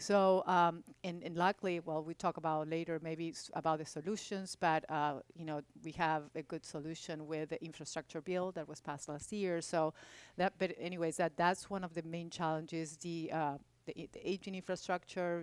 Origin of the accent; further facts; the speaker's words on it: Buenos Aires, Argentina; also born or lived in Louisville, Kentucky; now in Houston, United States; I grew up in Argentina, in Buenos Aires